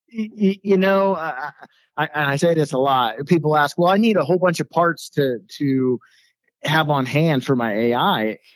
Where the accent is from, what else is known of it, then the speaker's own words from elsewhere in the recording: Colorado, United States; born and raised in Colorado